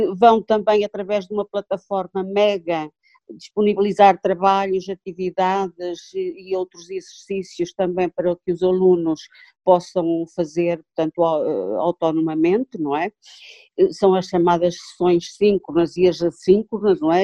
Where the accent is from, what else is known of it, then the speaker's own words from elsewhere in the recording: Tabuaço, Norte, Portugal; eu sou do Cato Tabuaço